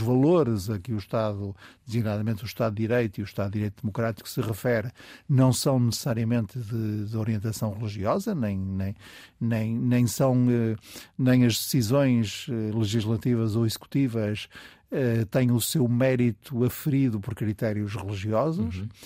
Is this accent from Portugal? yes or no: yes; the North, Northern Portugal, Portugal; eu sou do Norte, de uma família conservadora do Norte